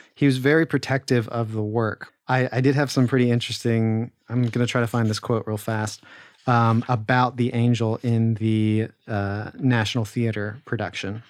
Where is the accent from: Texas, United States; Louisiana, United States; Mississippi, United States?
Louisiana, United States; Lake Charles; I was born and raised in Lake Charles, Louisiana.